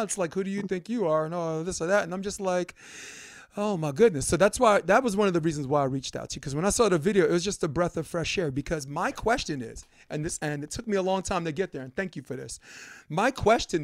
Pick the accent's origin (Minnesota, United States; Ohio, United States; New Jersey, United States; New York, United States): New York, United States; New York City; for most of my life growing up in Flatbush, Brooklyn, New York